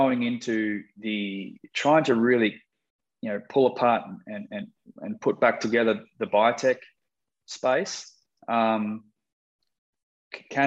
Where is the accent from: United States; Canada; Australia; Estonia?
Australia; moved away; growing up in Australia and cutting some of my corporate cloth there